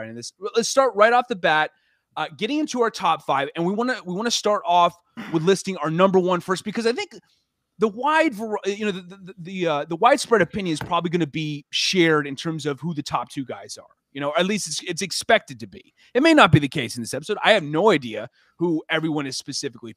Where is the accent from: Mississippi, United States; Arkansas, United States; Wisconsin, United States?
Mississippi, United States; I'm from Mississippi.